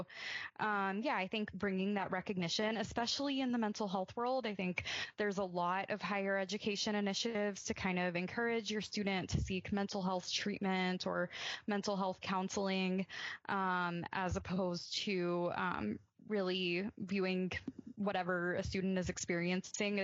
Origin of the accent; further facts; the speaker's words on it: Birmingham, Alabama, United States; I grew up in Birmingham, Alabama, a pretty conservative part of the country